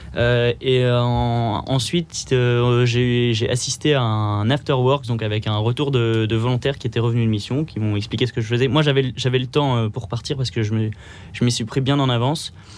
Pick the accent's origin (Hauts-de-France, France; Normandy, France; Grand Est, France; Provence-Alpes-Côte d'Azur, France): Hauts-de-France, France; Pas-de-Calais; moved away as an adult; now in Paris, France; je viens du Pas-de-Calais